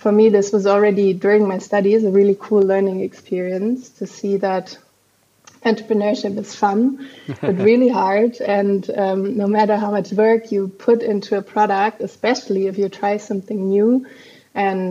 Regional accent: Frankfurt, Hesse, Germany; also born or lived in Munich / Copenhagen; I was born and raised in Frankfurt here in Germany

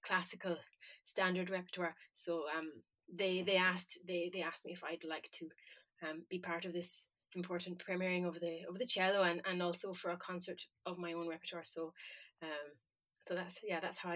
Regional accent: County Galway, Connacht, Ireland; moved away as an adult; now in Florence, Italy; I'm from County Galway, lived here or hereabouts until I was a college age

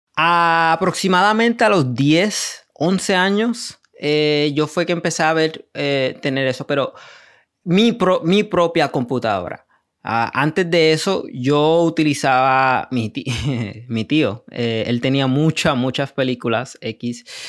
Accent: Puerto Rico; also born or lived in New York; vengo de Puerto Rico, eh, nací en Nueva York. Eh, y de ahí me crié en Puerto Rico

